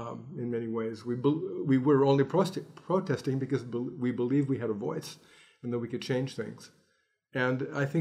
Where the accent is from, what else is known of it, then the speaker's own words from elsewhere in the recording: Los Angeles, California, United States; I grew up in Los Angeles